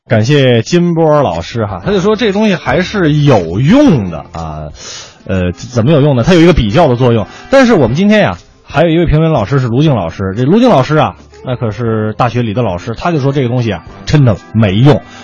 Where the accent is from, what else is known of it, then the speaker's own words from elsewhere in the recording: Beijing, China; 我是一个北京孩子嗯我上了个大学还是在北京